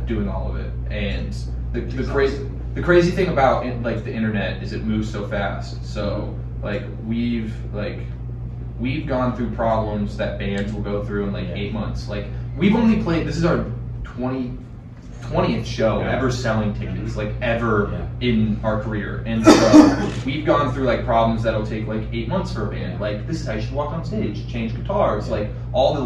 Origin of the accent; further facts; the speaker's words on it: Fort Worth, Texas, United States; Tannehill's is special because it's my hometown and I grew up in the Stockyards.